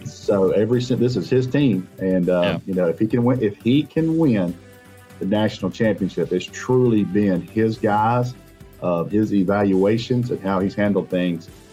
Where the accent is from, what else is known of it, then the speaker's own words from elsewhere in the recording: Rome, Georgia, United States; I'm from Rome